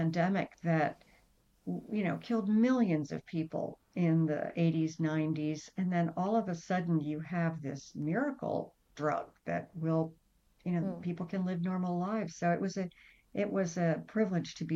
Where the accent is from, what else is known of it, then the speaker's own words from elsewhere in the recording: United States; moved away as an adult; also born or lived in Ivory Coast; coming back to America and trying to fit in as American kids